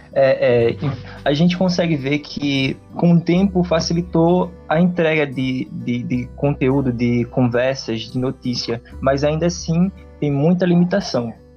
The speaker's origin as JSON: {"language": "Portuguese", "region": "Northeast Region", "country": "Brazil", "accent": "nordestino", "said": "o nosso sotaque"}